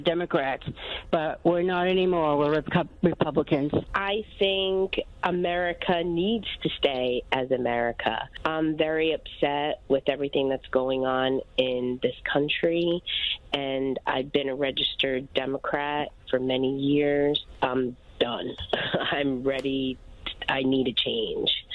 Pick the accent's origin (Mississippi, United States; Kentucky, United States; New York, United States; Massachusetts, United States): Massachusetts, United States; we're from Massachusetts